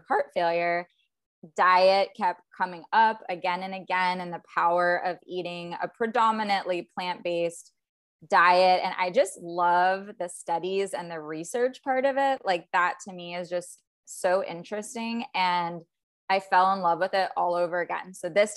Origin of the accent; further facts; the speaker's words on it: South Florida, United States; also born or lived in Virginia; And I'm from Virginia originally, but I pretty much grew up in South Florida and I'm still in Florida